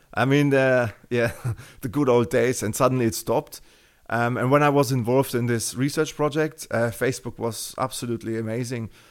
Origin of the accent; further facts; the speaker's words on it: Germany; accent: Terminator; English is a second language; you can hear from my Terminator accent that, you know, I, I'm, I'm from Germany